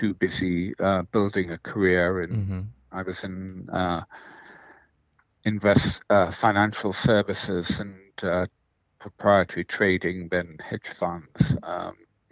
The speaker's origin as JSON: {"language": "English", "country": "Singapore", "tie": "born or raised there", "said": "I grew up in Rebecca Road. I went to I primary school in St. Andrews"}